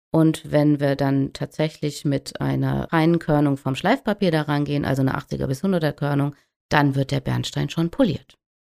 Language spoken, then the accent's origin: German; the North, Northern Germany, Germany; hier oben bei uns im Norden